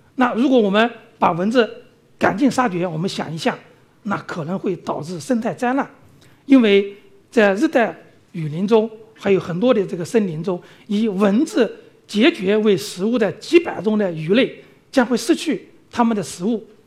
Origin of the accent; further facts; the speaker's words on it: China; 那我们中国人到非洲、到东南亚去旅游、去务工啊等等